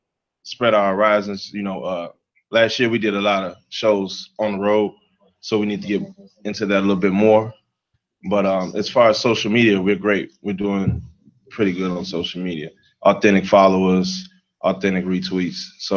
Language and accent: English; Chicago, Illinois, United States; I'm from the Gold Coast area.